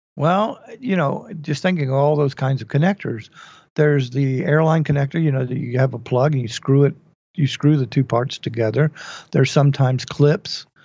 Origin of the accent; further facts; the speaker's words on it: Dallas, Texas, United States; moved away; I've been growing up in Dallas